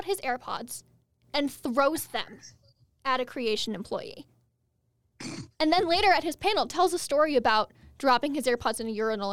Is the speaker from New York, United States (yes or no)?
no; Albuquerque, New Mexico, United States; moved away as an adult; I'm from Albuquerque. That's my hometown.